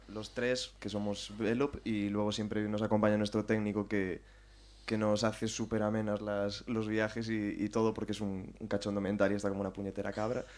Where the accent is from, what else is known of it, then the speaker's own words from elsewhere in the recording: O Carballiño, Galicia, Spain; moved away as an adult; now in Madrid, Spain; yo soy de Ourense, que es en, bueno, de Carballiño, que es en la provincia de Ourense